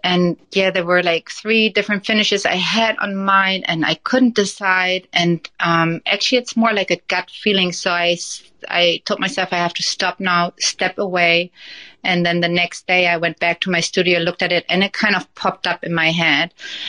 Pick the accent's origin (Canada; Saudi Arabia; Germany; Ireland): Germany; moved away as an adult; now in United States; So we moved from Germany to the U.S., and that was 14 years ago.